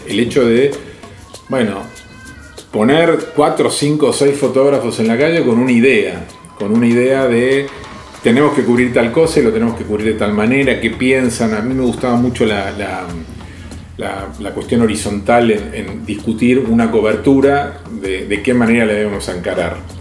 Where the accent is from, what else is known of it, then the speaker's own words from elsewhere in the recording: Argentina; lo que somos los argentinos